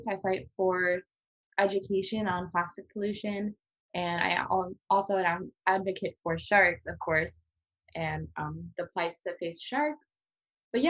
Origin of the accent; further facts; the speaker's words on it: La Crosse, Wisconsin, United States; moved away as an adult; now in Hawaii, United States; I am from Wisconsin, La Crosse